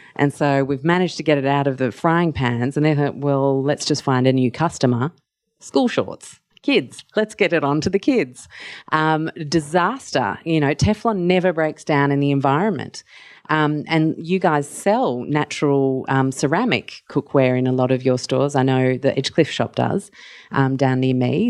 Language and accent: English; Mauritius; now in Australia; I grew up in Mauritius